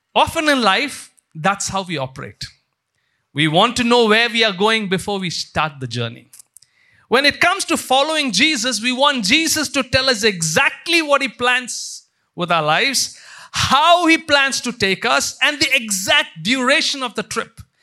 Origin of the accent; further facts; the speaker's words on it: India; growing up in India